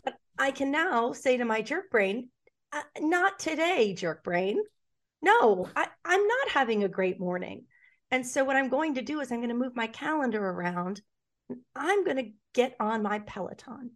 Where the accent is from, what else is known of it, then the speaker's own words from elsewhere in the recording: New York City, New York, United States; I grew up in New York City. I grew up on the Upper West Side of Manhattan